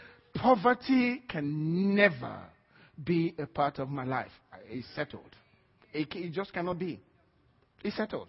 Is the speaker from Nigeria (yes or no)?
yes; Nigeria; now in United States; I am first a Christian before I'm a Nigerian.